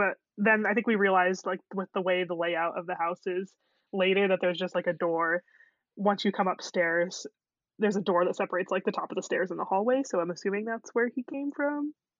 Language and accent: English; United States; I'm also from America, obviously.